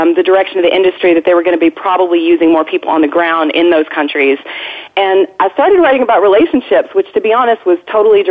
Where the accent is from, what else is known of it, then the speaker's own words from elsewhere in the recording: Arkansas, United States; moved away; I'm originally from Arkansas.